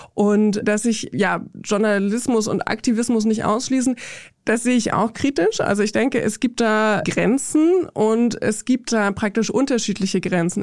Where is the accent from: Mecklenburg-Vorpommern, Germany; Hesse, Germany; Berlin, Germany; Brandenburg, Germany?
Brandenburg, Germany; Also ich komme aus Brandenburg in Deutschland